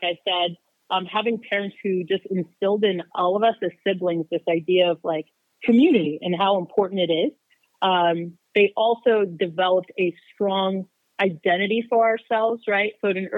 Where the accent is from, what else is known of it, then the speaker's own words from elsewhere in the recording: Phoenix, Arizona, United States; also born or lived in Uganda; I am 37 years old. I grew up mainly in Phoenix, but like you said, originally from Uganda, Africa, and then I came here when I was about 8 years old.